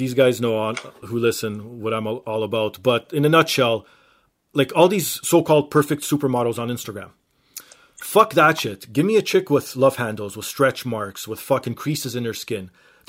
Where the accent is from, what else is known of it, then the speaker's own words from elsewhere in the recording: Canada; I'm Canadian.